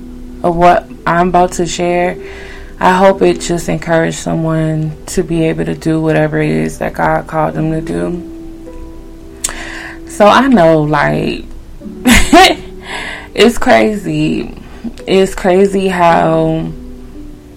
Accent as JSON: {"language": "English", "country": "Haiti", "accent": "Haitian", "said": "my Haitian accent"}